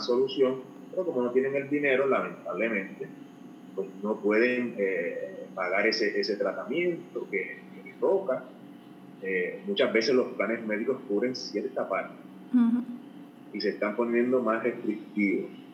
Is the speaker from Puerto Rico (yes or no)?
yes; Puerto Rico; now in Houston, United States; Yo, yo, nací en Puerto Rico, actualmente estoy en los Estados Unidos, en Houston, Texas